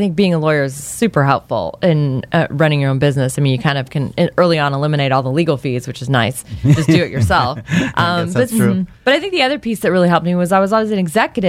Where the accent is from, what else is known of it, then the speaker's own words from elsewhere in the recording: Los Angeles, California, United States; I was actually born in L.A.